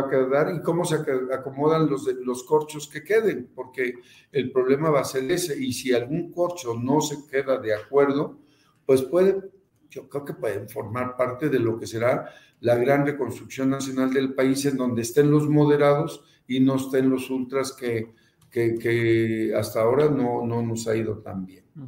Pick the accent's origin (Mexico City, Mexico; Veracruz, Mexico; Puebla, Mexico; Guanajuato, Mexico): Veracruz, Mexico; also born or lived in Papantla / Xalapa; no voy a regresar a mi estado